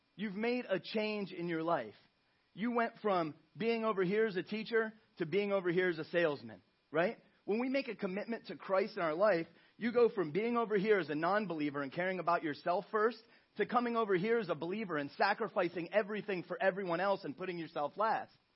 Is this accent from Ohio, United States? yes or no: yes; Ohio, United States; moved away as an adult; I'm from Ohio, from the Midwest.